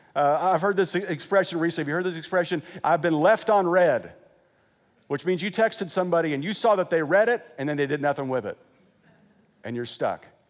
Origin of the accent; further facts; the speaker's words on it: Wichita, Kansas, United States; moved away as an adult; also born or lived in Joplin, Missouri / Lexington, Kentucky; now in California, United States; I grew up in Wichita.